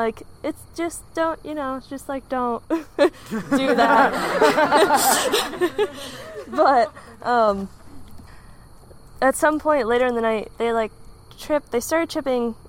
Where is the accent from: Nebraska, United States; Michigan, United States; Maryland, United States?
Michigan, United States; I'm from Michigan